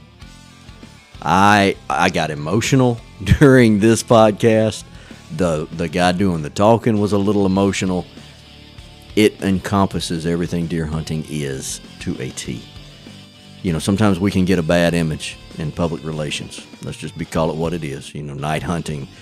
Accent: Bayou de Loutre, Louisiana, United States; I was raised in Bayou de Loutre

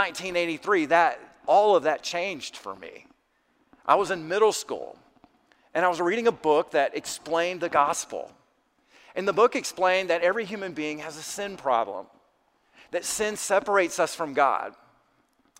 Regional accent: South Alabama, United States; I grew up in South Alabama

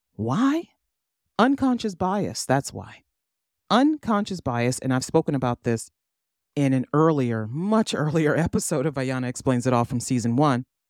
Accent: East Cleveland, Ohio, United States; I was born in Cleveland, but raised in East Cleveland

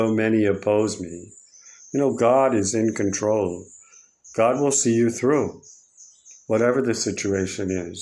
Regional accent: United States; moved away; my home country of America

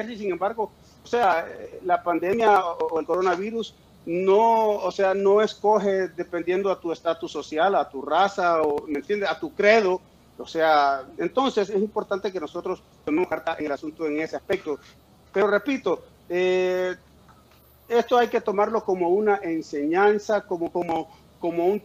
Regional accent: New York, United States; born there; sí, nací en Nueva York, pero aparte la pinta de gringo que me cargo, ¿no?

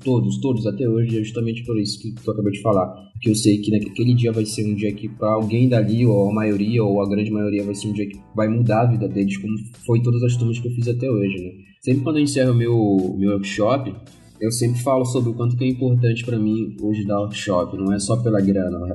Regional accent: Marituba, Pará, Brazil; accent: paraense; moved away; eu não sou de Belém, eu sou de Marituba, que é duas cidades depois de Belém, mas eu uso Belém como referência

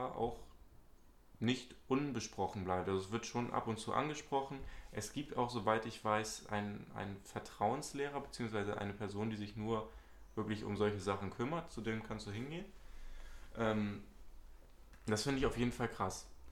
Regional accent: Hamburg, Germany; bin auch 18 Jahre alt, komme aus Hamburg, ebenfalls Schüler

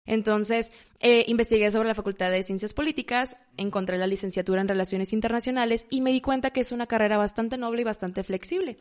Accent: Monterrey, Nuevo León, Mexico; also born or lived in Mazatlán, Sinaloa; Nací en Mazatlán, Sinaloa, tengo 23 años, ya tengo aproximadamente 15 años viviendo en Monterrey, así que me gusta considerarme una sinaloense, pero que ya se formó como regia

